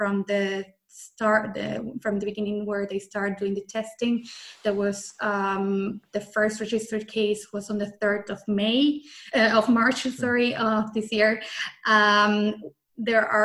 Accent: Argentina; moved away as an adult; also born or lived in Austria; now in Vienna, Austria; I'm born and raised in Argentina

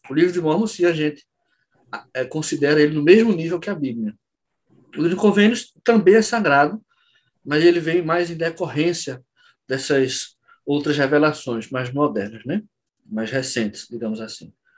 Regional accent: Olinda, Pernambuco, Brazil; sou de Olinda Pernambuco

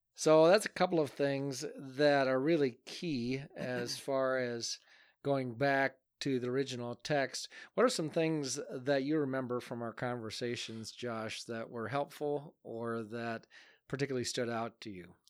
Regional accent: United States; moved away as an adult; also born or lived in Akron, Ohio; now in Adel, United States; my hometown, Alcater

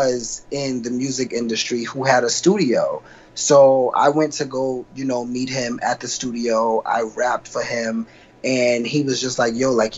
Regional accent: New York City, New York, United States; also born or lived in South Carolina; I'm originally from South Carolina. Like, I was born out there, but I was raised in Queens, in Jamaica, Queens.

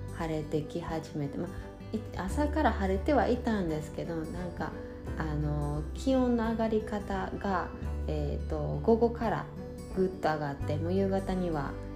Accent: Japan; moved away as an adult; 私が日本で生まれ育って

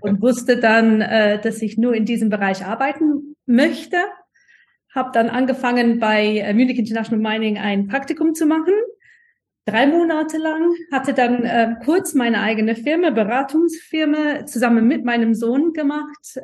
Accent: United Kingdom; German is a second language; moved away as an adult; now in Germany; Ich komm, komme ursprünglich aus Großbritannien, äh, bin aber nach der Uni äh, nach Deutschland gekommen und hier ziemlich geblieben

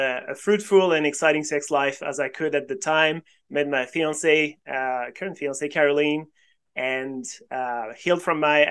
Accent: France; moved away as an adult; also born or lived in Sydney, Australia; now in Australia; I was born in France originally and I studied physics in France

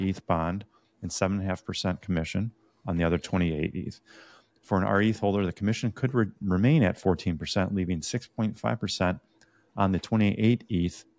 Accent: Ireland; Being an Irish guy myself

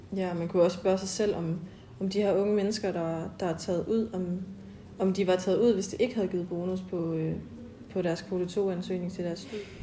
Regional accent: Denmark; jeg kommer fra Østjylland

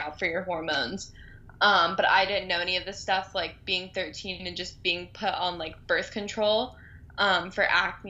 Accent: Southern California, United States; also born or lived in Boston; I'm from Southern California

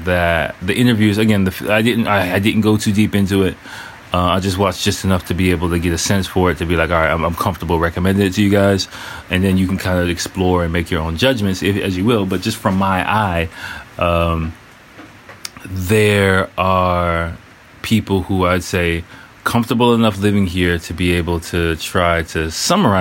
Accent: United States; moved away as an adult; now in Japan

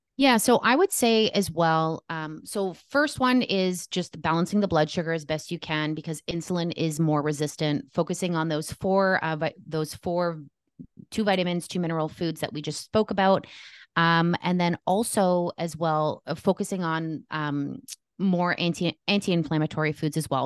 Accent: Canada; I am Canadian

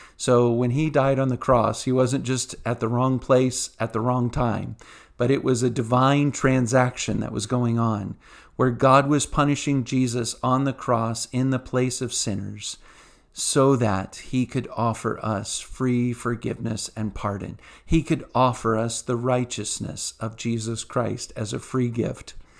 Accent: Virginia Beach, Virginia, United States; I grew up in church in Virginia Beach area

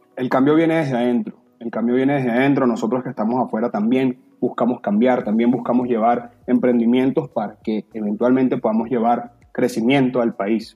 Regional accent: Venezuela; moved away; nosotros como venezolanos nos tocó vivir tiempos difíciles

